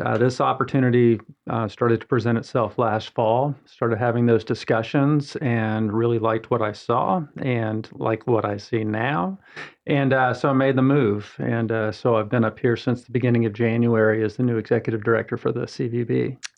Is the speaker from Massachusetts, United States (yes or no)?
no; Atlanta, Georgia, United States; moved away as an adult; also born or lived in Augusta, Georgia; now in Mooresville, United States; I'm originally from Atlanta, Georgia